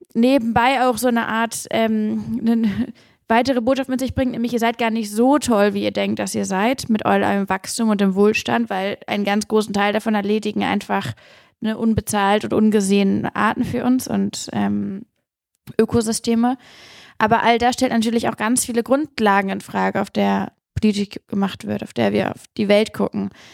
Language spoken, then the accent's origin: German; Hamburg, Germany; ich bin in der Elbe aufgewachsen in Hamburg und ich bin aufgewachsen an einem Fluss, in dem wir nicht baden durften